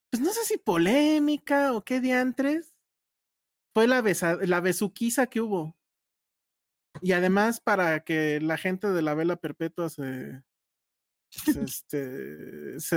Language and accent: Spanish; Mexicali, Baja California, Mexico; Sorry, me siento excluido, soy de Mexicali.